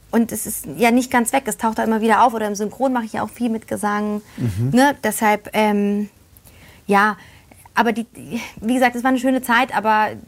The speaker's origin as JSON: {"language": "German", "country": "Poland", "tie": "born there", "said": "weil man muss dazu sagen, ähm, ich bin ja in Polen geboren."}